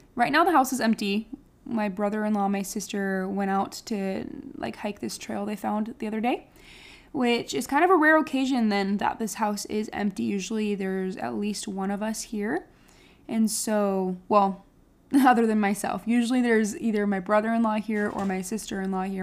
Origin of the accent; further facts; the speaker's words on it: Beloit, Wisconsin, United States; moved away as an adult; now in Texas, United States; Beloit is like my hometown. So I have, I have a ward back in Wisconsin